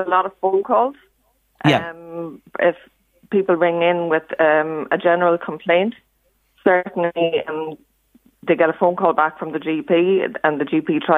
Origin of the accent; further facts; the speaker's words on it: Navan, County Meath, Ireland; moved away as an adult; now in County Leitrim, Ireland; I grew up in Navin, that's correct, and moved from Navin about 6 years ago